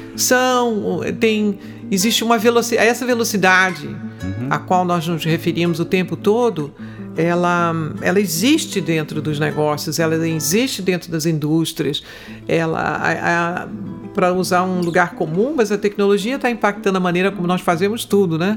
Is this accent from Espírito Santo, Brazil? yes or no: no; Rio de Janeiro, Brazil; eu sou carioca da gema. eu sou a carioca típica. Eu nasci na Tijuca, morei no Grajaú e quando a Barra começou, eu, eu meus pais mudaram para Barra